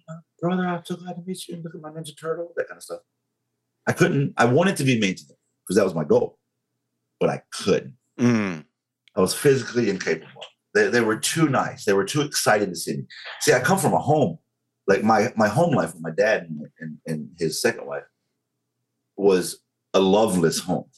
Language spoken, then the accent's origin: English; Western North Carolina, United States; accent: southern; North Carolina thick; moved away as an adult; also born or lived in Monterey, California; I was raised in Western North Carolina. Um, it's called Crowder's Mountain